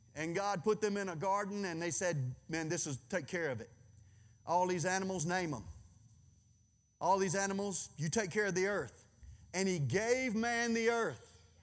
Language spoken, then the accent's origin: English; Louisiana, United States; I'm from Louisiana